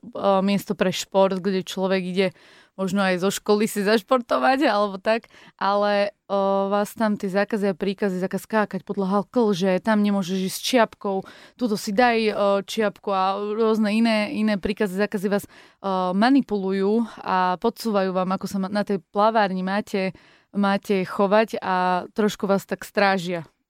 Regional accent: Zlaté Moravce, Nitra Region, Slovakia; v Zlatých Moravciach, kde som sa narodila

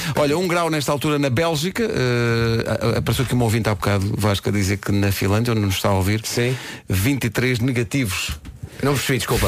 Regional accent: Lisbon, Portugal; eu sou aqui de Lisboa

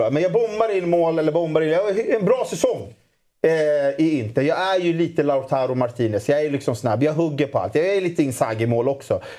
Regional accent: Solna, Stockholm County, Sweden; born and raised i Solna är jag ju, så jag, jag kommer ju från AIKs ungdomsled.

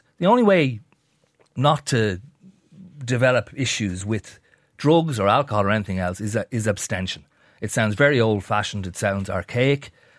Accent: Dublin, Leinster, Ireland; Now, you and I are both from Dublin. I'm from the North County Dublin. It was known as far back as when I was a kid in the 80s

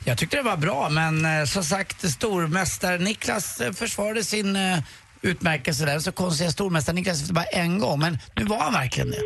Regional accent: Sweden; som svensk då

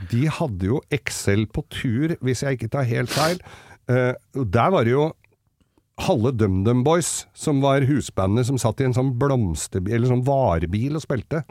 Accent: Oslo, Norway; jeg vokste jo opp med ham på Manglerud

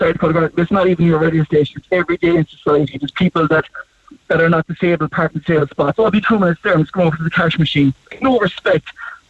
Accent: Ireland; I just think as a country, not as Irish people, but take some pride in our country.

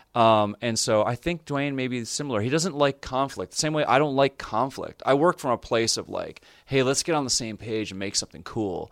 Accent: Canada; as a Canadian

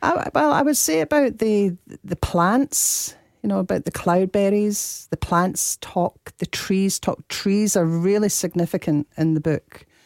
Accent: Dundee, Scotland, United Kingdom; I'm from Dundee

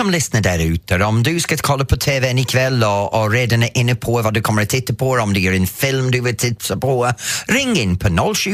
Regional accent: Canada; Swedish is a second language; now in Laholm, Sweden; Jag kommer från Kanada from Canada. Du har en liknande brytning som vad jag har.

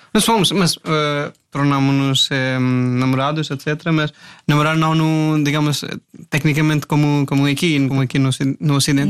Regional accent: India; Portuguese is a second language; moved away as an adult; now in Portugal; também sou da Índia

